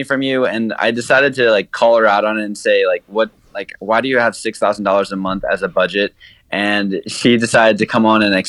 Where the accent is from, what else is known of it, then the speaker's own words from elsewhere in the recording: New York City, New York, United States; moved away; I'm from New York City originally